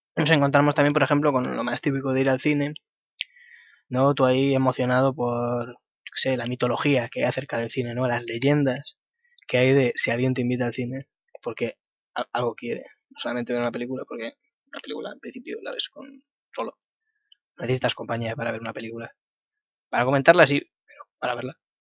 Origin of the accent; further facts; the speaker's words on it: Madrid, Community of Madrid, Spain; yo soy de Madrid